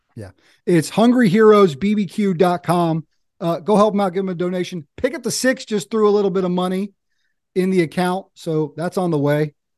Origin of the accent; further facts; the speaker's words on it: Eastern North Carolina, United States; I'm over here in Eastern North Carolina. I grew up in Eastern North Carolina.